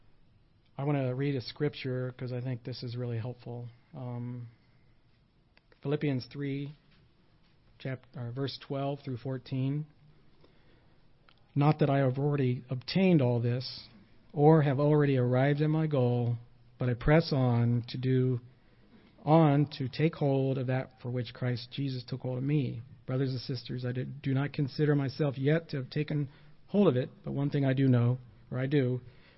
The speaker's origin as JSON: {"language": "English", "country": "United States", "said": "I am an American"}